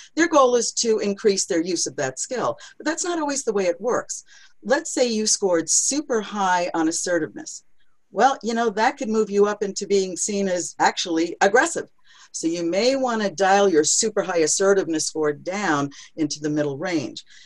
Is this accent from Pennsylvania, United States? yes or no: no; New York City, New York, United States; I'm from New York City